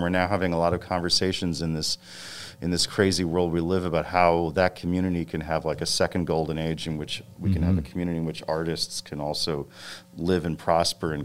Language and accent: English; Westport, Connecticut, United States; also born or lived in New York City; I was born in New York City, and I grew up in a very, you know, kind of nice suburban community, which when I was growing up, it was called Westport, Connecticut